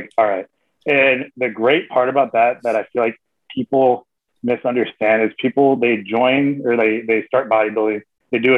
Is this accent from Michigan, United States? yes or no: yes; Michigan, United States; I grew up in Michigan